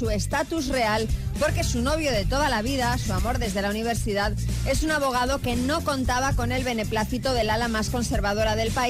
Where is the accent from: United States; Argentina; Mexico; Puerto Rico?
Argentina; moved away as an adult; now in Pamplona, Spain; nosotros somos argentinos y vinimos de viaje de novios a, a Pamplona, Navarra.